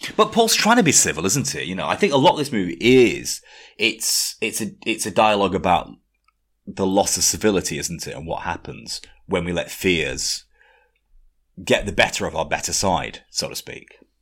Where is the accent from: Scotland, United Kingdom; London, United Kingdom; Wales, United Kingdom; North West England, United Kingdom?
North West England, United Kingdom; 18 miles from Blackpool; I had to say I wasn't from Blackpool. You know, I was from 18 miles away from Blackpool